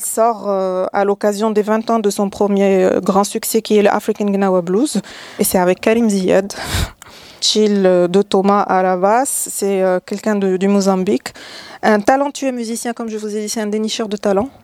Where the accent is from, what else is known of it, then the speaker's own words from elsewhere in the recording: Salé, Rabat-Salé-Kénitra, Morocco; je, suis né, j'ai grandi à Salé